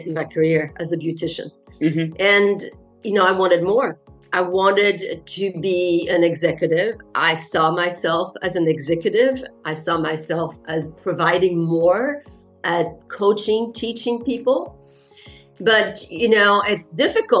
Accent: France; first language French; English is a second language; now in Netherlands; I'm French and my mother tongue is, of course, French.

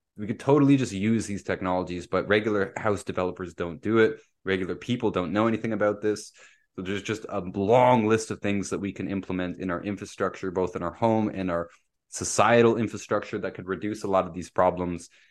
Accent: Pickering, Ontario, Canada; moved away; also born or lived in Windsor; I grew up down in Bay Ridges, right, where we're next to the bay

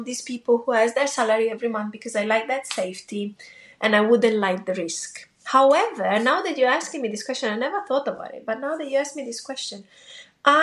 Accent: Italy; moved away; in Italy, I grew up in Italy.

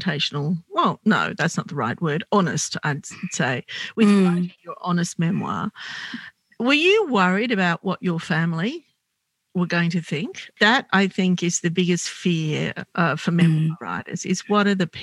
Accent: Sydney, New South Wales, Australia; being little and growing up in Glebe

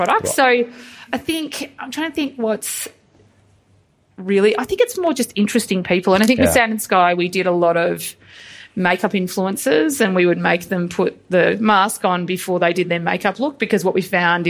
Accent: Geelong, Victoria, Australia; I'm from Geelong

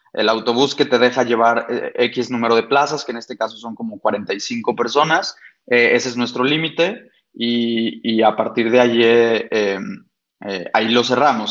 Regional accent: Guadalajara, Jalisco, Mexico; yo soy arquitecto mm, nacido y estudiado aquí en Guadalajara

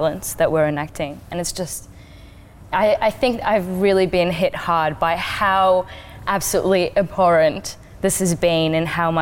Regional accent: Kurdistan Region, Iraq; now in Australia; originally a refugee from Iraq. I'm Kurdish

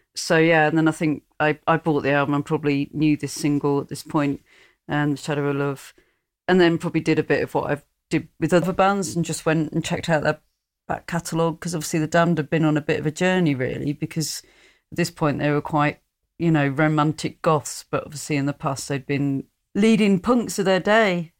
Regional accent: Hertfordshire, East of England, United Kingdom; moved away; also born or lived in Sheffield; growing up in Hertfordshire

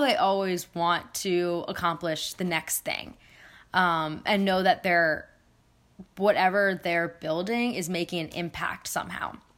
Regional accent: Philadelphia, Pennsylvania, United States; also born or lived in New Zealand / India; I was born in New Zealand. Um, I grew up in Philadelphia, and my parents are originally from India. So, but I've been here since I was about uh, four.

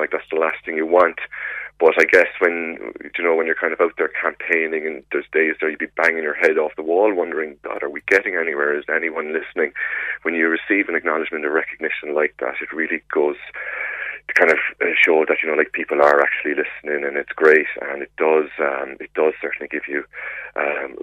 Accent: Cork, Munster, Ireland; now in Carrigaline, Ireland; I grew up in Rochestown. I moved to Carrigaline

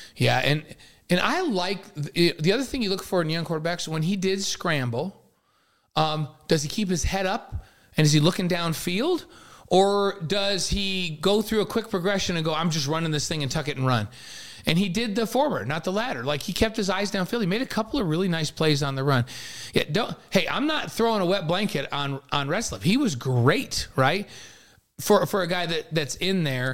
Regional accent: New York, United States; I'm from New York

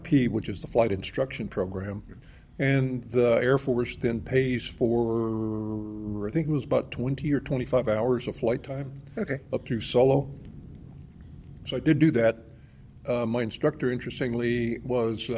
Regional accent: Lafayette, Louisiana, United States; also born or lived in Bogota, Colombia; now in Tucson, United States; growing up down there

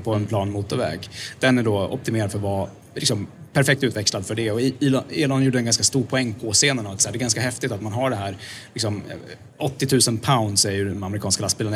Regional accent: Sweden; som svensk

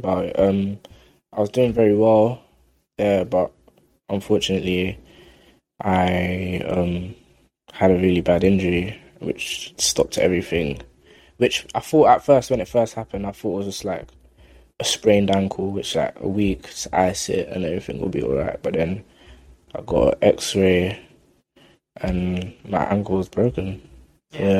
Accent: London, United Kingdom; I grew up in South London, like Kennington Oval area.

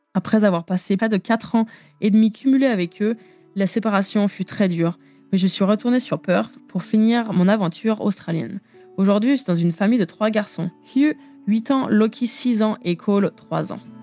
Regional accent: France; accent: French; moved away; notre accent euh, français

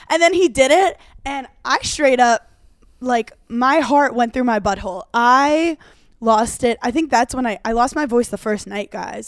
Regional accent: New York City, New York, United States; I'm from Brooklyn

